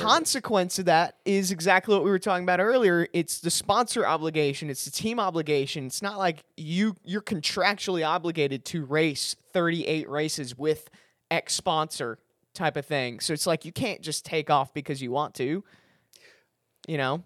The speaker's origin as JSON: {"language": "English", "town": "Chicago", "region": "Illinois", "country": "United States", "said": "I'm from Chicago"}